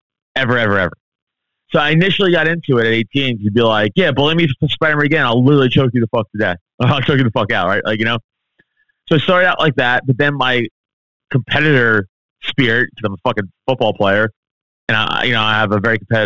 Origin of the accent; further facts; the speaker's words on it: New York City, New York, United States; growing up in Staten Island, New York, a very Italian, Irish place for most part